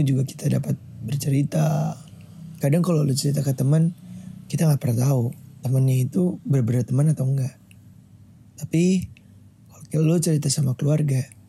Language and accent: Indonesian; Jakarta, Indonesia; Gue lahir di Jakarta 29 Mei 2001.